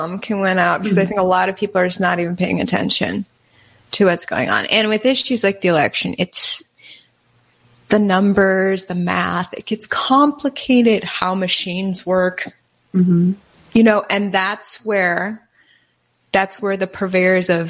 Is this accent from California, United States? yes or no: no; Wisconsin, United States; I'm from Wisconsin.